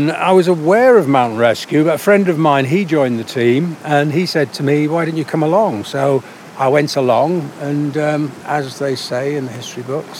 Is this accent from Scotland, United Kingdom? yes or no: no; North West England, United Kingdom; now in Whitehaven, United Kingdom; Yes, well, I live in Whitehaven. {S1} Right. {S2} And lived in Cumbria for the best part of my life, I would think.